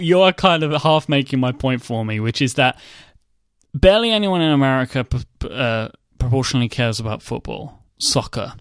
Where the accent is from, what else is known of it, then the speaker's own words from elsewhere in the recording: United Kingdom; I'm British